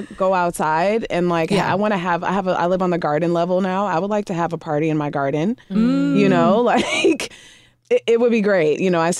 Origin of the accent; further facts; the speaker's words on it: Midwest, United States; I grew up in the Midwest.